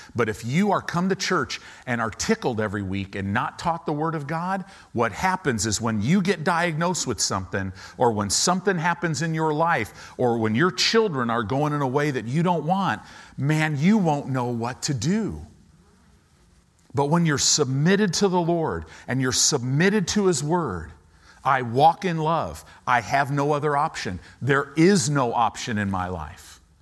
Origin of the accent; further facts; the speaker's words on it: United States; as Americans